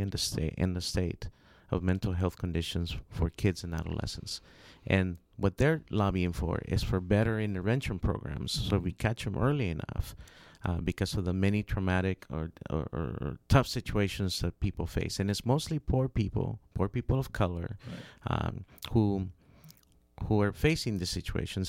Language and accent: English; Honduras; I'm from Honduras